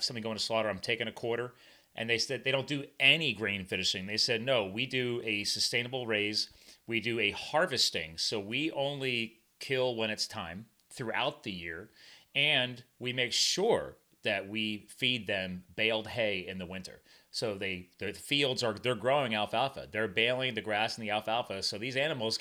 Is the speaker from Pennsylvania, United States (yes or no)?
yes; Pennsylvania, United States; also born or lived in New Jersey; the farm I grew up on in Pennsylvania, my dad just wanted us to grow up around animals. It wasn't when I was born in New Jersey